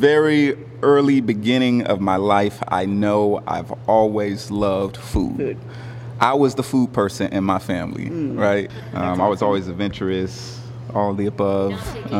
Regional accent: Southern California, United States; now in St. Louis, United States; growing up in Southern California. And when I moved here

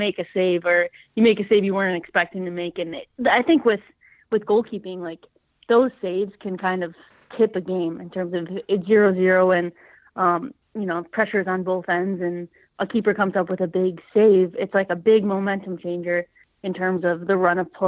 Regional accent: Buffalo, New York, United States; moved away as an adult; I grew up in Buffalo, New York, played at Narden Academy

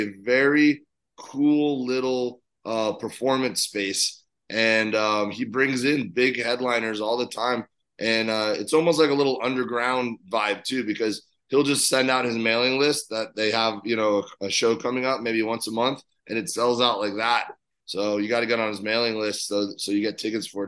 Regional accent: Miami, Florida, United States; moved away as an adult; now in Los Angeles, United States; I'm from Miami. I grew up here

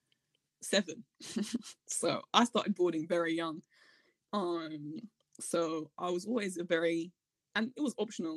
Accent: Hertfordshire, East of England, United Kingdom; I was born in just outside London in Hertfordshire in England.

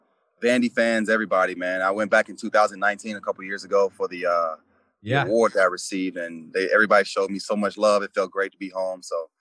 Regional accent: Memphis, Tennessee, United States; growing up in Memphis.

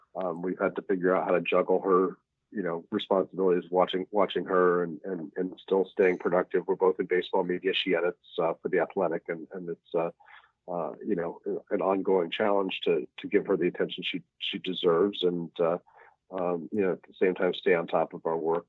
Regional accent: Salt Lake City, Utah, United States; moved away as an adult; also born or lived in Seattle; now in New York, United States; raised in oh. Salt Lake City, so I grew up watching minor league baseball

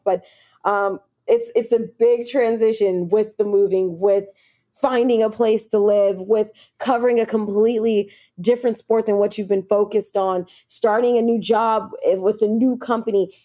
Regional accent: Los Angeles, California, United States; moved away as an adult; also born or lived in San Diego / Bay Area / Kansas City; now in New York, United States; I'm a West Coast girl. I'm from Los Angeles.

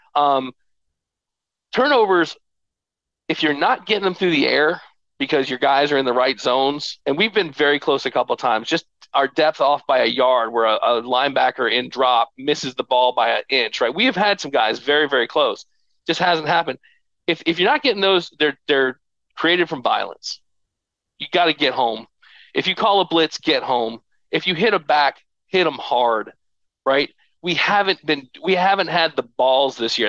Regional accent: Stoughton, Massachusetts, United States; I was born in Stoughton

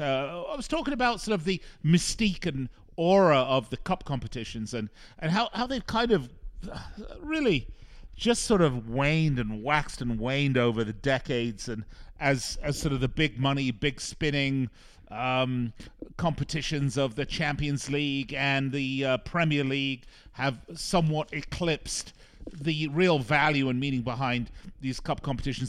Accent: Las Vegas, Nevada, United States; here in my hometown of Las Vegas

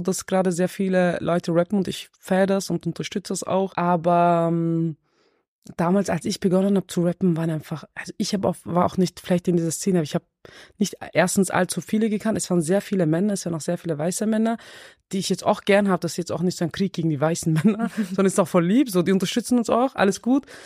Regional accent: Vienna, Austria; ich bin selber im 16. im Außenbezirk

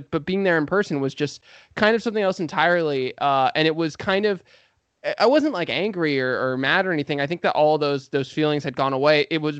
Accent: San Diego, California, United States; moved away as an adult; now in Los Angeles, United States; I've lived in Los Angeles since 2013. I was born and raised in San Diego

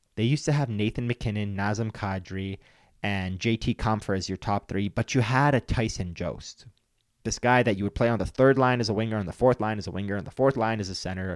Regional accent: Detroit, Michigan, United States; now in Denver, United States; I grew up in Detroit, and I watched a lot of Red Wings hockey growing up

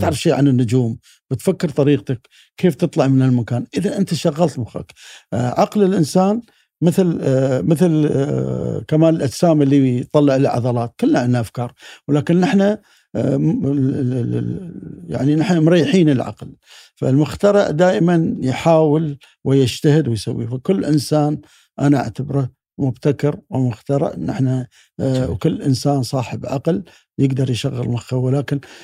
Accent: United Arab Emirates; ابن الامارات

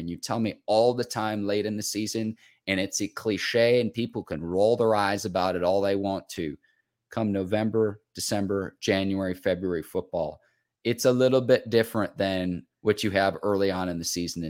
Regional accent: Chicago suburbs, Illinois, United States; My brother and I, we had the opportunity to grow up in the Chicago suburbs.

